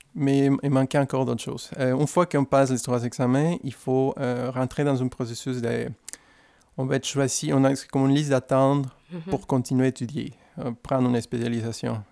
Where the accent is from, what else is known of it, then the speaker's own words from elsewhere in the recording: Guadalajara, Jalisco, Mexico; French is a second language; moved away; je suis originaire d'une ville qui c'est... Euh, c'est un peu difficile à prononcer, mais c'est facile à se rappeler d'elle. On est très connu pour, pour la grande musique de mariachi, et les tequilas